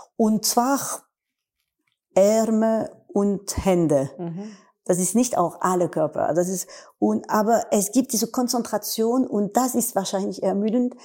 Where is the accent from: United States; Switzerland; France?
France; German is a second language; in Wien als Französin